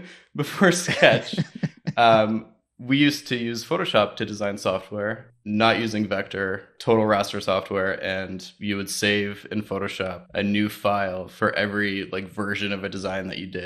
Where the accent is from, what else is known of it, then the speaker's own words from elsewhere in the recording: Ontario, Canada; So like I was big in the music scene growing up outside of Toronto